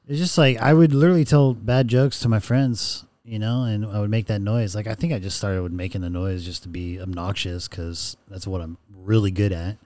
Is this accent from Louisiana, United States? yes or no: no; Rancho Cucamonga, California, United States; now in Los Angeles, United States; I grew up in the Inland Empire, Ranch Cucamonga